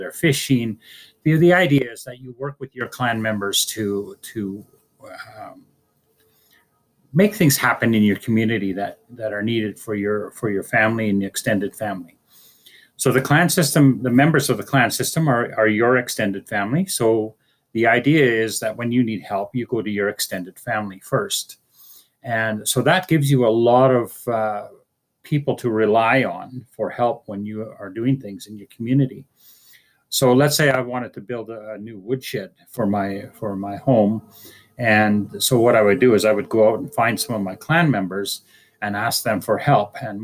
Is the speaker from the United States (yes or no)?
no; Fort St. James, British Columbia, Canada; I'm from Natgasli